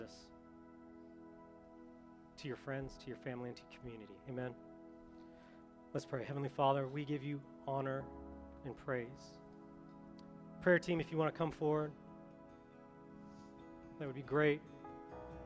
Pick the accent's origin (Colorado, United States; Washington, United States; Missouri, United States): Colorado, United States; moved away; I'm from Colorado